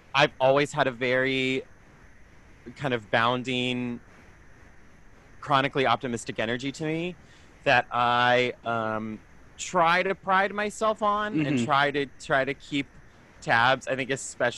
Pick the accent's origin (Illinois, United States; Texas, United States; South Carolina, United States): South Carolina, United States; Greenville; also born or lived in Brooklyn; now in New York, United States; I'm from Greenville, South Carolina. So like the upstate area, Appalachian area.